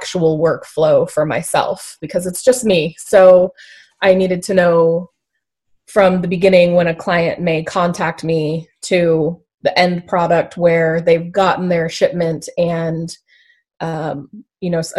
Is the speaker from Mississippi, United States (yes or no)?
no; Alaska, United States; I was born and raised in Alaska. I've lived here my whole life